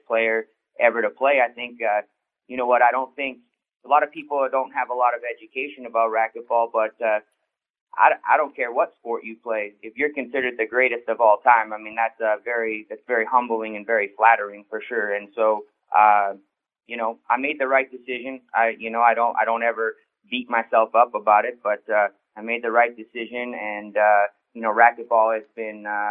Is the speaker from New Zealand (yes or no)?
no; Edmonton, Alberta, Canada; growing up in Canada, and especially Edmonton, Alberta